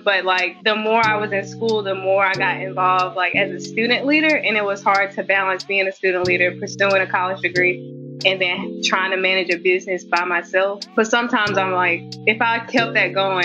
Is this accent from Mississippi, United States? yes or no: yes; Laurel, Mississippi, United States; I'm from Laurel, Mississippi, born and raised. Lived in Mississippi basically my whole life.